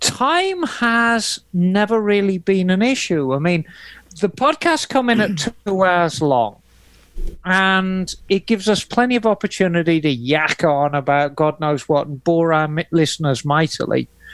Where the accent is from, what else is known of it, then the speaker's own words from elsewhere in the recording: Dakar, Senegal; I was raised and born in Dakar in Senegal.